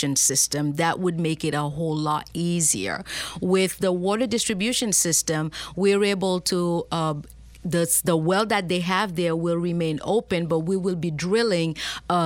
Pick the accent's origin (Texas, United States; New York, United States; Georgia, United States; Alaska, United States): New York, United States; New York City; also born or lived in Haiti; now in Schenectady, United States; We spent our childhood in Brooklyn.